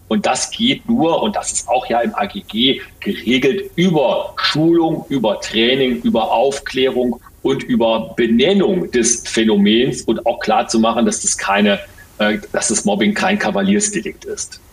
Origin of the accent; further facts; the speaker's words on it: Ruhr area, North Rhine-Westphalia, Germany; hier bei uns im Ruhrgebiet